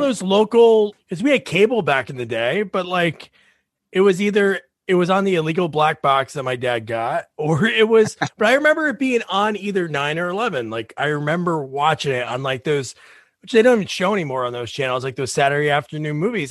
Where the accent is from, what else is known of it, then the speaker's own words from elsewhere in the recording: New Jersey, United States; I'm a Jersey guy